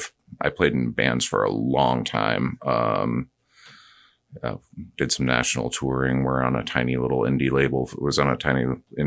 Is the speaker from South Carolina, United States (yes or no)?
no; Clearwater, Florida, United States; I grew up in Clearwater.